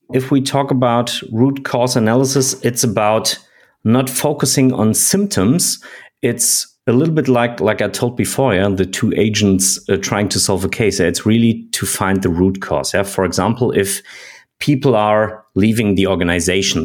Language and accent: English; Germany; I'm from Germany.